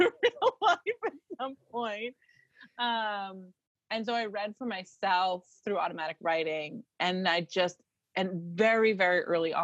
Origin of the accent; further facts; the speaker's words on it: Maine, United States; moved away; also born or lived in Boston; I'm from Maine